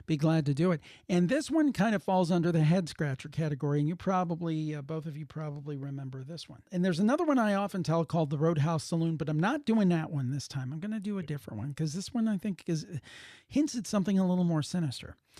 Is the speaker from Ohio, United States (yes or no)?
yes; Cleveland, Ohio, United States; I'm from the Cleveland area